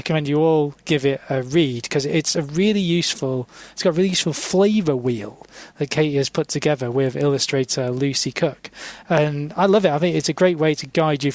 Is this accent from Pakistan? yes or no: no; England, United Kingdom; I am very English